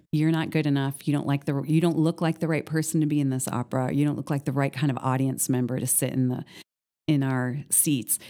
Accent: northern Minnesota, United States; now in Columbus, United States; I grew up in northern Minnesota

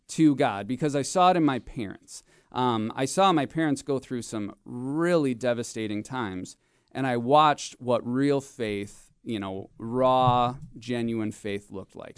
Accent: Marinette, Wisconsin, United States; I grew up in, in Northeast Wisconsin. I grew up in Marinette

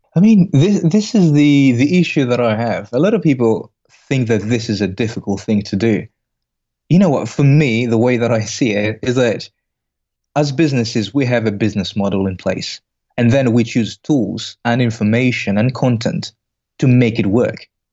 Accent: Greece; moved away as an adult; also born or lived in Belgium; originally, I'm from Greece.

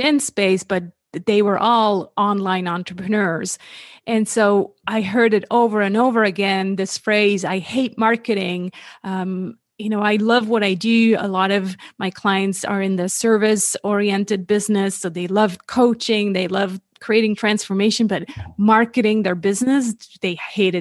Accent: Switzerland; moved away as an adult; also born or lived in California; born and raised in Switzerland. That's where I am based now

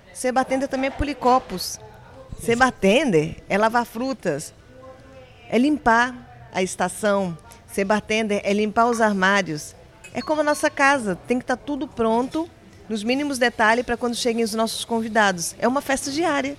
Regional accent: Brasília, Federal District, Brazil; moved away as an adult; also born or lived in Seville, Spain; eu sou brasileira, sou de Brasília, capital.

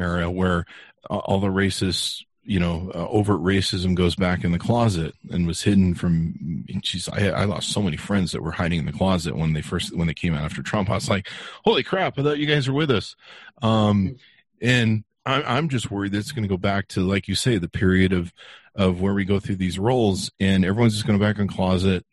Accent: California, United States; now in Utah, United States; I grew up in California

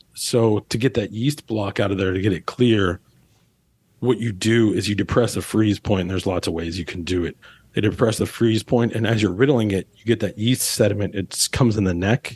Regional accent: Pittsburgh, Pennsylvania, United States; now in New Orleans, United States; we grew up in Pittsburgh

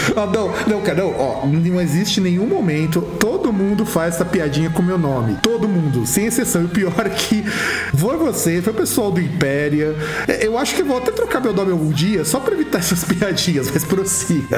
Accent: Rio Grande do Sul, Brazil; now in Santo André, Brazil; lá no Rio Grande do Sul, lá na minha terrinha, porque afinal de contas eu também vim de lá

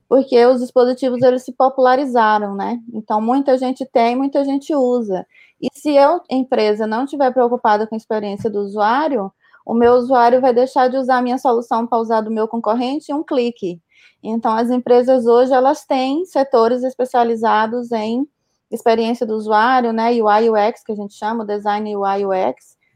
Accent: Bahia, Brazil; moved away as an adult; now in São Carlos, Brazil; Baiana é, da Gema.

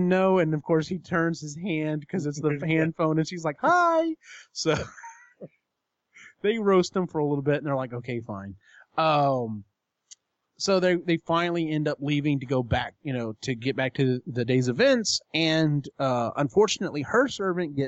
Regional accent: Texas, United States; being from Texas

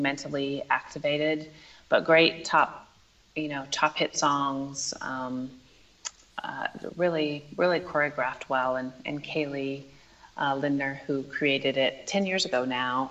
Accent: the American West, United States; I grew up in the American West, and it is part of my soul

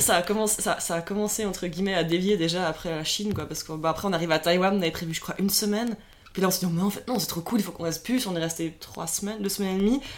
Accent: Lausanne, Vaud, Switzerland; moved away as an adult; also born or lived in Zurich; On vient de Suisse, alors moi j'ai 31 ans, j'ai grandi dans la région de Lausanne, donc euh, au bord du lac Léman

